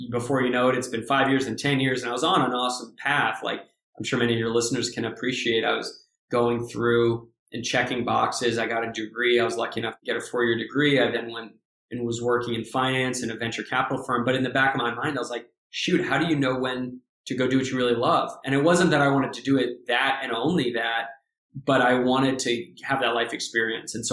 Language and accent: English; Santa Barbara, California, United States; also born or lived in New York City / Tennessee; So I grew up in New York City, actually, where you're uh, out, out uh, your way. We moved when I was a few years old to Tennessee and then to California a few years after that. So my teenage years were in Southern California, in Santa Barbara.